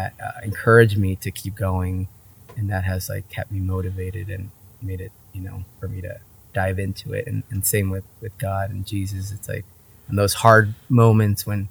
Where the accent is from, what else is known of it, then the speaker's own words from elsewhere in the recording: Vista, California, United States; also born or lived in San Diego / Oregon; I was born in San Diego, but grew up in Vista, Oceanside area